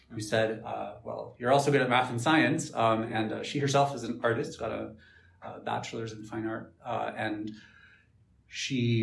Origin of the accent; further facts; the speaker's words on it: Miami, Florida, United States; I grew up in Miami, and I ended up getting accepted to University of Miami